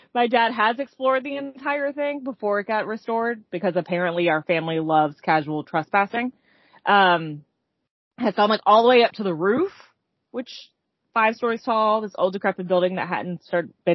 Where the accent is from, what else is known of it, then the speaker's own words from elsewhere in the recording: Louisville, Kentucky, United States; now in North Carolina, United States; I grew up in Kentucky, in Louisville, Kentucky specifically